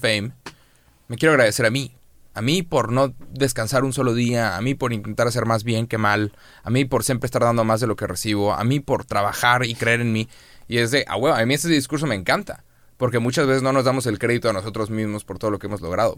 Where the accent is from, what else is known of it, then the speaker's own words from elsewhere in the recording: Monterrey, Nuevo León, Mexico; Somos de Monterrey